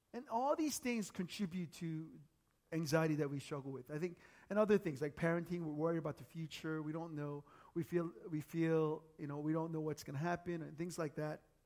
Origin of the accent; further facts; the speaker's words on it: United States; moved away as an adult; now in South Korea; growing up in the States.